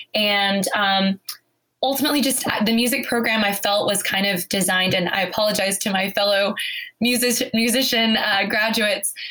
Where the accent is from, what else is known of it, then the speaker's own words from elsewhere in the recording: Cedar Hill, Texas, United States; I grew up in Cedar Hill, Texas